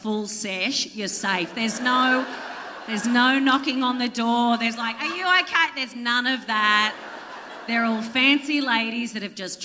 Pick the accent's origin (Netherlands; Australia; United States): Australia; Central Coast, New South Wales; moved away; also born or lived in Melbourne; And I'm from the Central Coast.